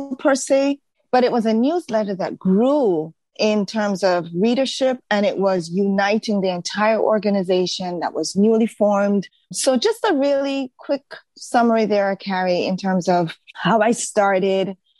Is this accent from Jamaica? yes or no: yes; Jamaica; moved away as an adult; also born or lived in Baltimore, United States; now in United States; I came from Jamaica, right? A country where everybody looked like me, sounded like me